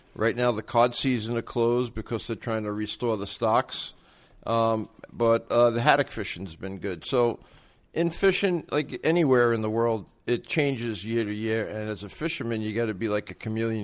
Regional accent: New York City, New York, United States; I'm originally from Brooklyn, New York.

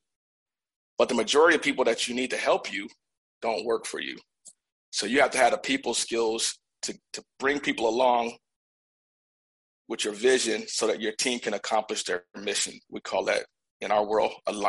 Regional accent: Buffalo, New York, United States; moved away as an adult; also born or lived in Georgia; I was born in Georgia, but I was raised in Buffalo from the time I was 5 to the time I turned 18

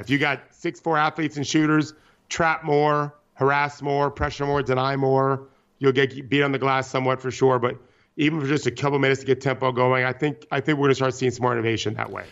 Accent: Seminole, Florida, United States; I grew up in Seminole, Florida

